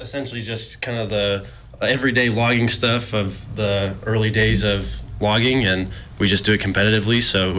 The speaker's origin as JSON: {"language": "English", "region": "Colorado", "country": "United States", "moved": "yes", "lives_now": "Missoula, United States", "said": "I'm originally from Colorado, but I've been living in Missoula for 3 years."}